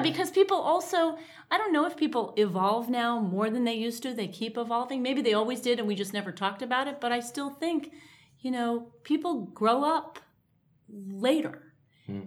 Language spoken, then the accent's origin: English; New York, United States; growing up in New York in a faintly bohemian type of way